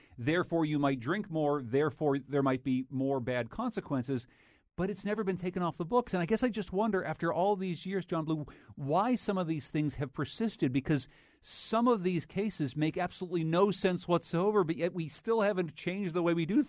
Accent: Pennsylvania, United States; I think about my home state of Pennsylvania when I read this case.

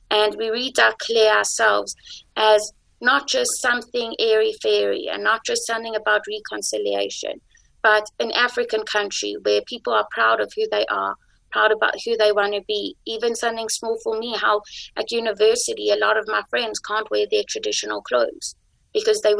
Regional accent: Israel; I am from going from Israel, where I learned my Jewish beliefs.

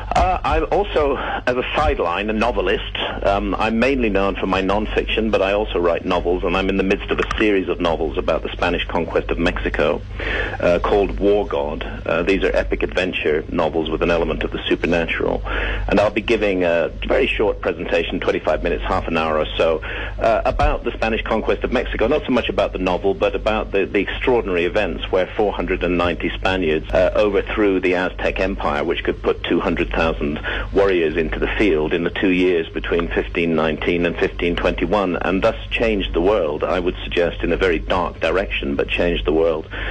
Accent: England, United Kingdom; in my home country, England

